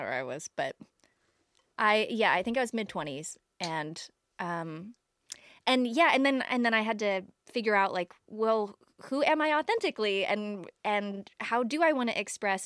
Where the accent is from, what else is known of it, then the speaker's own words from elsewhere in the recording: Toledo, Ohio, United States; I'm from Toledo, Ohio